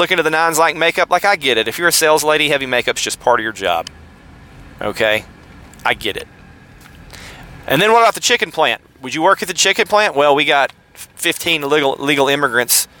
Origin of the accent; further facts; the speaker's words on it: Tennessee, United States; I'm from Tennessee